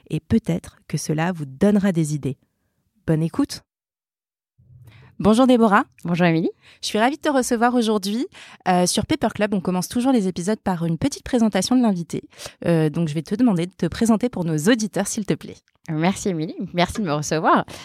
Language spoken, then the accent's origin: French; Paris, Île-de-France, France; Alors j'ai grandi à Paris.